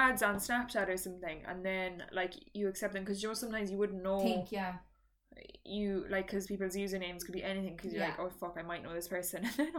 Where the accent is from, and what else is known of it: Ireland